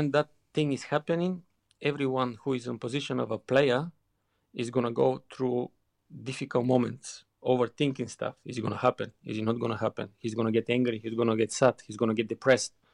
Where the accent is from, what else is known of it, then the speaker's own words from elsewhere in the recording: Bulgaria; English is a second language; moved away as an adult; also born or lived in Germany / England; growing up in Bulgaria